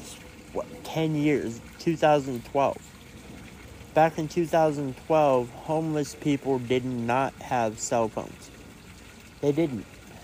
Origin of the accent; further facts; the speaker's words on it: Colorado, United States; Out here in Colorado, that's just what we do. That's who we are.